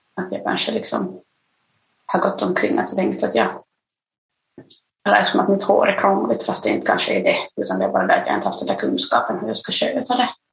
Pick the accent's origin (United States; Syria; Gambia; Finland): Finland; Nyland, Uusimaa; also born or lived in Ethiopia / Ostrobothnia; jag flyttade liksom från, uh, från Österbotten redan som sexåring ner till Nyland